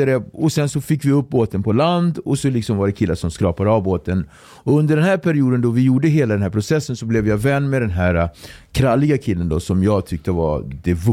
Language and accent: Swedish; Sweden; jag är från, från Sverige.